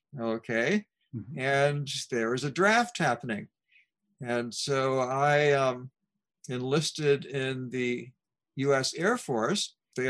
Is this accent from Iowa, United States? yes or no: no; Baltimore, Maryland, United States; I grew up in Baltimore, Maryland